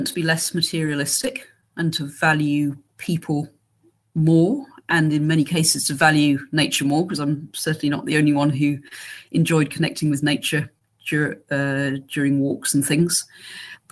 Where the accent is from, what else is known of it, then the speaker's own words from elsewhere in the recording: England, United Kingdom; accent: English; moved away; as you can tell from my accent, I'm English